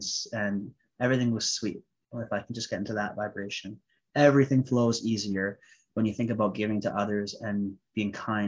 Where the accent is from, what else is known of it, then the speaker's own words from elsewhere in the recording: India; I'm Sikh Punjabi, I'm Indian.